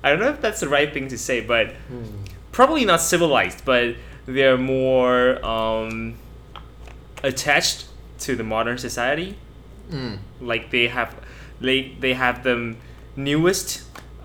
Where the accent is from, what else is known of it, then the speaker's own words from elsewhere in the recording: Pingzhen, Taoyuan, Taiwan; now in Zhongli, Taiwan; I came from Pingzhen. But, and I moved to Zhongli